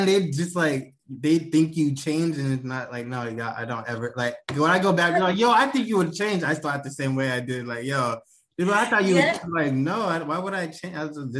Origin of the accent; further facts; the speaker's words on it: Bremerton, Washington, United States; Bremerton, Washington. It's like a ferry ride from Seattle, but it's really just like a military town.